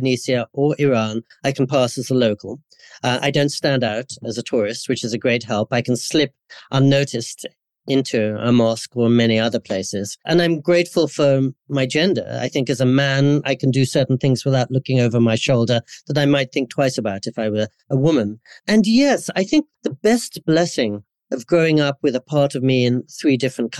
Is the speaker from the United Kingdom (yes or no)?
yes; England, United Kingdom; also born or lived in India / California, United States; now in Japan; growing up in Anglican schools in England